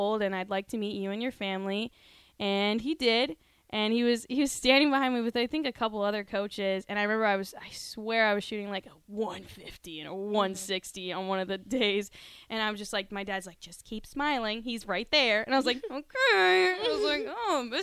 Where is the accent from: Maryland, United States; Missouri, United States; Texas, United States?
Texas, United States; moved away as an adult; now in Nebraska, United States; I'm from Texas